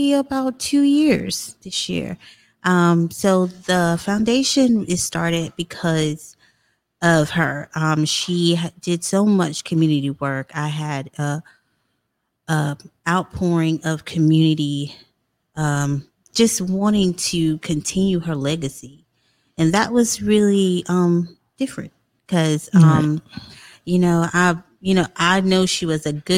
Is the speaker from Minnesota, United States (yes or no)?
no; Florence, South Carolina, United States; I'm from Florence, South Carolina. I graduated from the illustrious Wilson High School.